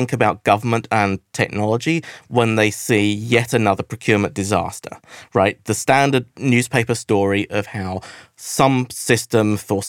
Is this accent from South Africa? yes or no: no; United Kingdom; now in Oakland, United States; I come from Britain